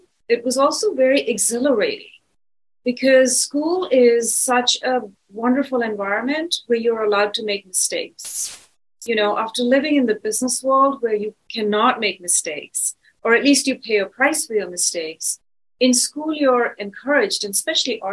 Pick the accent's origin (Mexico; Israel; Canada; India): India; New Delhi, Delhi; also born or lived in London, United Kingdom / Los Angeles, United States; now in San Francisco, United States; I'm originally from India. I was born there.